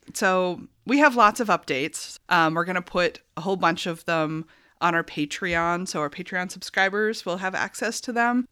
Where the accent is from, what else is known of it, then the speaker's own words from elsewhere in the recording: York, Maine, United States; now in South Berwick, United States; I grew up in York, like on Mountain Road, which is like borders South Berwick